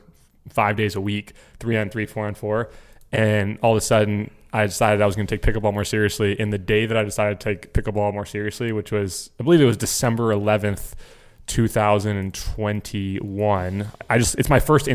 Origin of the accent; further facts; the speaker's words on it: Florida, United States; I grew up in Florida